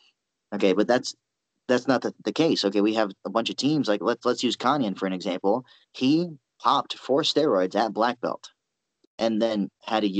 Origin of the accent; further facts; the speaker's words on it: United States; I'm an American.